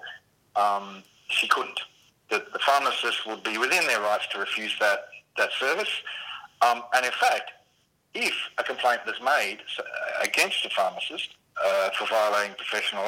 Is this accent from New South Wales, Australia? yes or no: no; Tasmania, Australia; in my home state of Tasmania